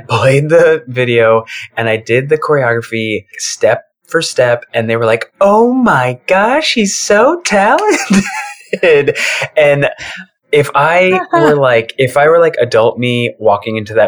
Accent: Michigan, United States; moved away as an adult; also born or lived in Joplin, Missouri; now in Chicago, United States; I grew up in Michigan

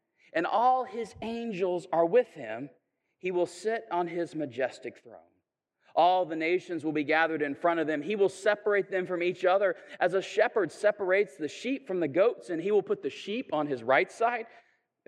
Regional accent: Chattanooga, Tennessee, United States; I'm from Chattanooga, and so we have like Missionary Ridge

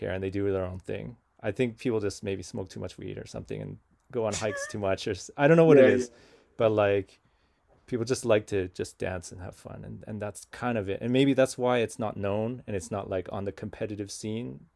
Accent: Vancouver, British Columbia, Canada; I'm from Vancouver and we're West Coast

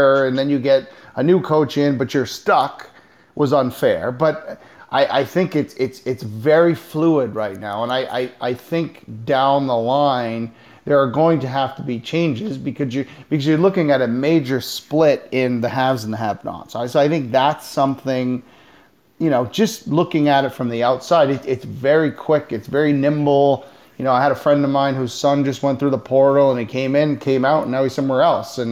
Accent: New England, United States; now in Arizona, United States; I grew up in New England

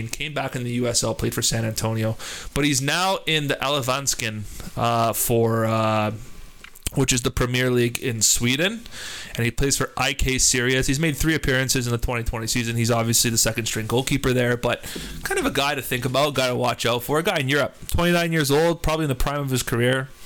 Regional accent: Toronto, Ontario, Canada; we are Canadians from Toronto

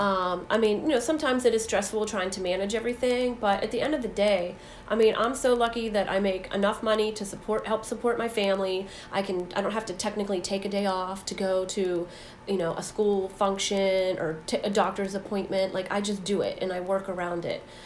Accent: Saxonburg, Pennsylvania, United States; Saxonburg, my hometown where I grew up

